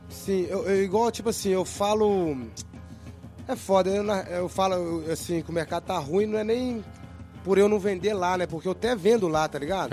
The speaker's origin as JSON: {"language": "Portuguese", "region": "Minas Gerais", "country": "Brazil", "moved": "yes", "lives_now": "Barcelona, Spain", "said": "Pelo menos lá na minha cidade era assim"}